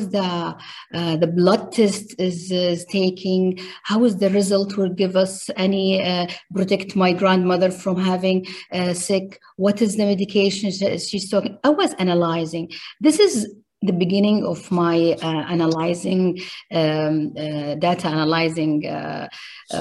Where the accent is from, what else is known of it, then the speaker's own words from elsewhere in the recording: Riyadh, Riyadh Province, Saudi Arabia; I grew up in Riyadh, Saudi Arabia.